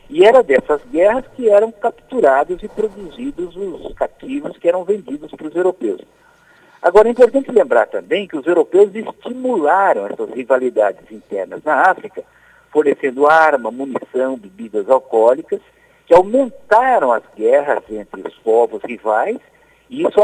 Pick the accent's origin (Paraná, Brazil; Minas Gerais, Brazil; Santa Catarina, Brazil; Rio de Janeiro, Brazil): Paraná, Brazil; eu sou paranaense de nascimento e piauiense de coração.